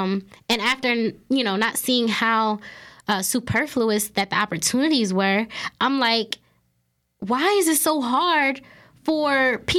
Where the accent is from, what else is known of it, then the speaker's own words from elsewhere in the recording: New Jersey, United States; Like, you know, I can't talk about it because, again, I am from South Jersey.